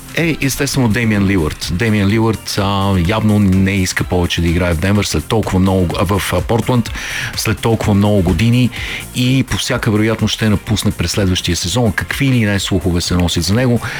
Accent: Bulgaria; като българи

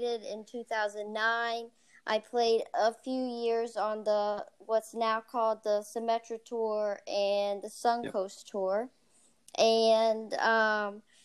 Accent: Lakeland, Florida, United States; I was born and raised in Lakeland, Florida

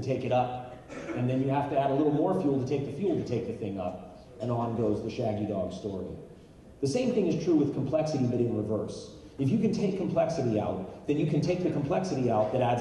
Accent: United States; as a patriot and as an American and as a diehard Marine

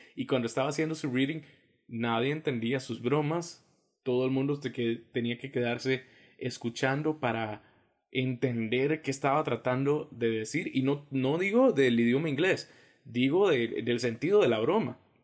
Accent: Costa Rica; como decimos nosotros los ticos

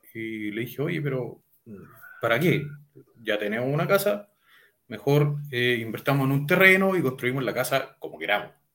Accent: Talca, Maule, Chile; soy de la comuna de Talca, hermosa ciudad. nacido, criado, jamás me he ido

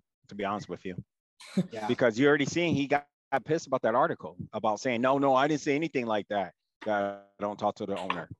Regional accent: New England, United States; But I was raised in New England.

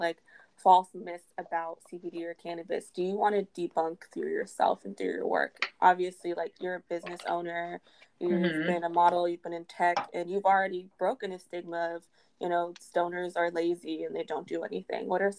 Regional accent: Houston, Texas, United States; moved away; I come from Houston. I come from an illegal state.

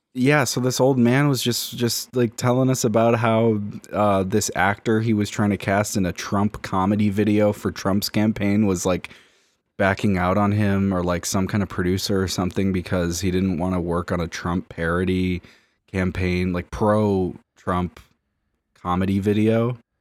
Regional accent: Miami, Florida, United States; moved away as an adult; now in Los Angeles, United States; I'm from Miami

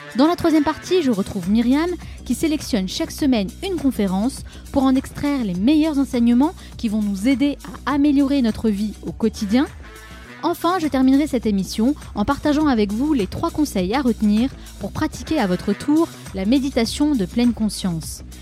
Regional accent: France; en tant que Français

